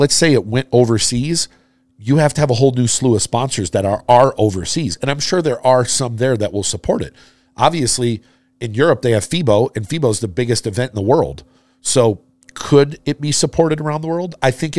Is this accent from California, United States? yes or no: no; Florida, United States; I was born and raised in Florida.